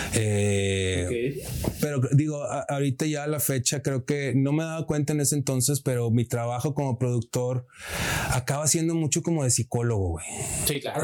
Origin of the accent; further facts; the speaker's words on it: Monterrey, Nuevo León, Mexico; moved away; Soy regio italiano, mi padre es italiano.